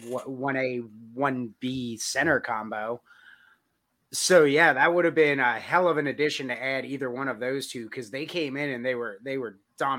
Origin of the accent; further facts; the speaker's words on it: Long Island, New York, United States; growing up on Long Island